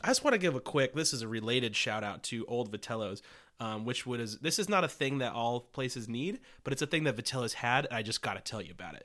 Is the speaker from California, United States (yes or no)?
yes; Los Angeles, California, United States; my hometown, uh, North Hollywood, California